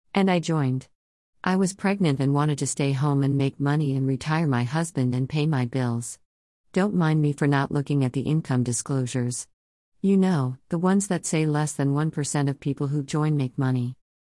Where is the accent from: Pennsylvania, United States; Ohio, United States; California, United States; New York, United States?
Pennsylvania, United States; Philadelphia; I'm also from Philly.